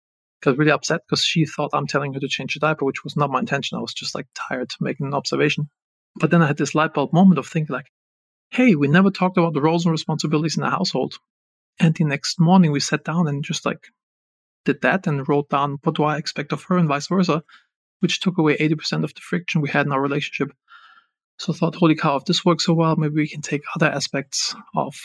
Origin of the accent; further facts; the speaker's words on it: Germany; moved away as an adult; also born or lived in Los Angeles; I'm originally from Germany